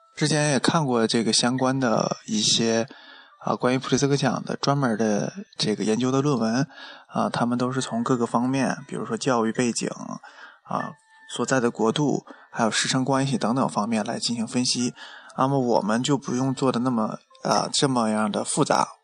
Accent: China; 我们中国人

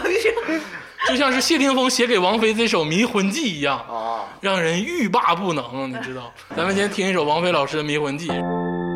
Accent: Northeast China, China; 咱们东北人

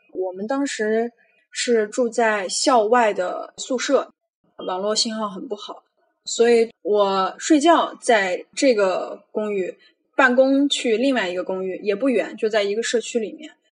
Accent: Xinjiang, China; moved away as an adult; now in Manila, Philippines; 我今年二十八岁，从小在新疆长大的

